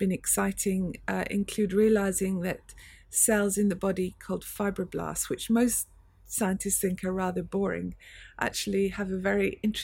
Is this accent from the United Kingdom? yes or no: yes; Edinburgh, Scotland, United Kingdom; moved away as an adult; also born or lived in Cambridge / Oxford / MIT, United States; now in London, United Kingdom; I grew up in Scotland, in Edinburgh.